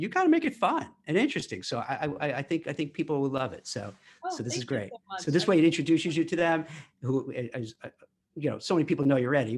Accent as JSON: {"language": "English", "country": "United States", "said": "as American"}